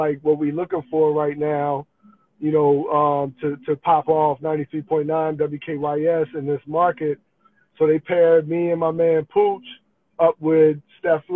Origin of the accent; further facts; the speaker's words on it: New Jersey, United States; moved away as an adult; also born or lived in Atlanta, Georgia; now in Washington, D.C., United States; I'm originally from Jersey